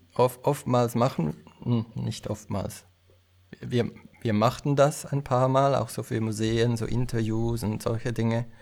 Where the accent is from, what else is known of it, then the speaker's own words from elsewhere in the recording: Aargau, Switzerland; also born or lived in Lausanne; Ich komme aus dem Kanton Aargau